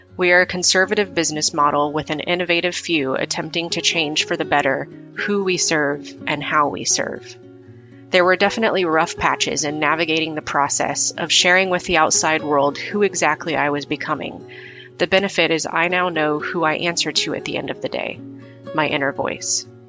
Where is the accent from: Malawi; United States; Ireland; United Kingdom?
United States; Midwest; growing up in the Midwest in the 80s